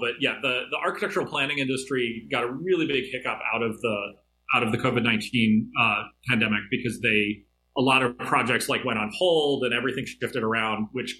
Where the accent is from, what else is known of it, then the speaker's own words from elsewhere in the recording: Louisville, Kentucky, United States; now in Pittsburgh, United States; I grew up a lot of different places, but I mostly grew up in Louisville, Kentucky.